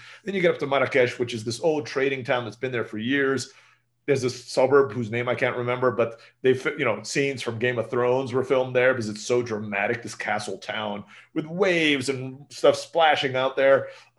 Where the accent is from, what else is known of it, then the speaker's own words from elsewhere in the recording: Turkey; The food was very familiar to me growing up in Turkey.